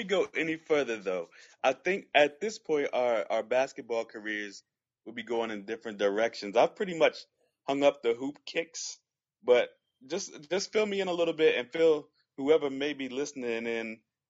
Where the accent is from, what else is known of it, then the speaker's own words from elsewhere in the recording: Staunton, Virginia, United States; Okay, I'm from Stanton, VA. So wow. For people who have never heard of that, it's about a half hour from UVA